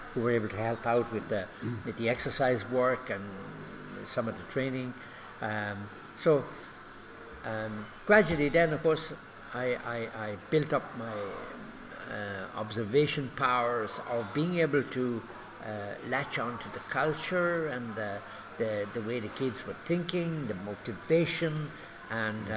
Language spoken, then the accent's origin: English; Cork, Munster, Ireland; moved away as an adult; now in Kenya; I grew up in Ireland. I'm from Cork